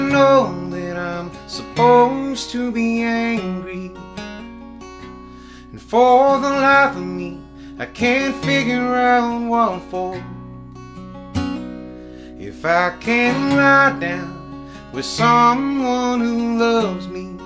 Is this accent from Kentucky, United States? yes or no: no; Mobile, Alabama, United States; I was born and raised in the South, and I love it here